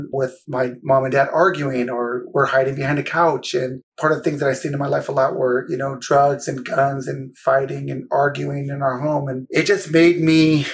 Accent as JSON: {"language": "English", "town": "San Jose", "region": "California", "country": "United States", "tie": "born or raised there", "said": "I'm from the heart of Silicon Valley, San Jose, right? Eastside San Jose, it's different"}